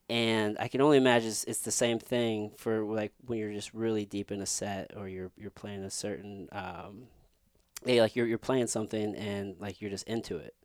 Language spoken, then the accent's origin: English; Midwest, United States; us growing up in the Midwest